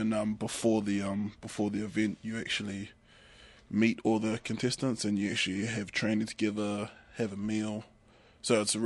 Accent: Stokes Valley, Wellington, New Zealand; also born or lived in Invercargill; I was born in Invercargill, but we moved up here when I was about, I think I was about two, and yeah, I've been pretty much brought up in the Wellington region

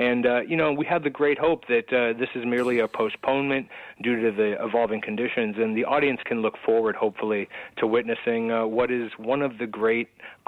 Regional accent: United States; I'm from America.

